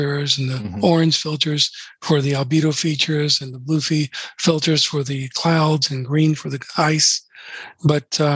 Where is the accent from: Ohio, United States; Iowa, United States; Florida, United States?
Florida, United States; I'm from Florida. So I'm from Florida